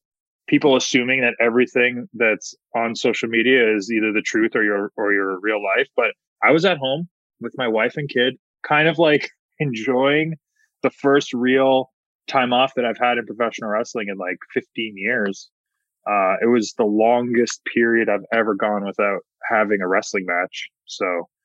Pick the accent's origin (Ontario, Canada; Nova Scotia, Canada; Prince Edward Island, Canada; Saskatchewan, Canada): Ontario, Canada; Hamilton; in my hometown of Hamilton, Ontario